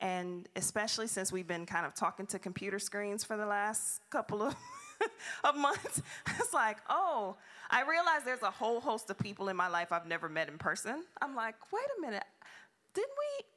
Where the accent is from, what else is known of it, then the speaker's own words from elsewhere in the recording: Detroit, Michigan, United States; moved away; I'm from Detroit